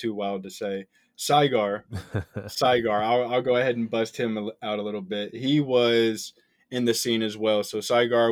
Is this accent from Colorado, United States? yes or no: no; Kentucky, United States; I'm from Kentucky.